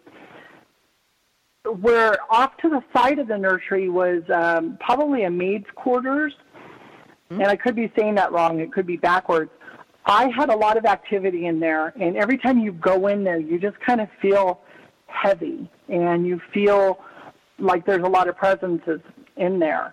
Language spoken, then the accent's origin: English; Bay Area, California, United States; now in Nevada, United States; I grew up in the Bay Area, so in California